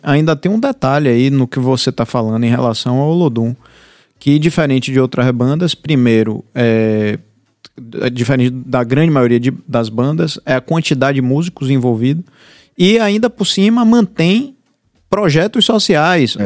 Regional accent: Bahia, Brazil; eu, como baiano

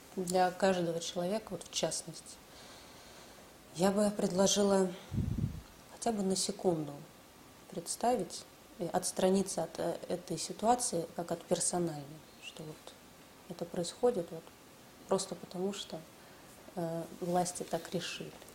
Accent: Russia; Лично я, я родилась в России. Я здесь выросла

